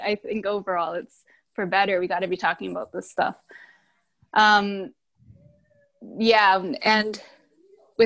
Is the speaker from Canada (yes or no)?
yes; Canada; now in United States; I'm from Canada